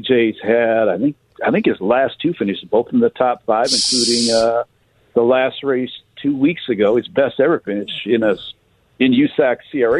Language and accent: English; Detroit, Michigan, United States; I'm from Detroit, so Motown 60s and 70s.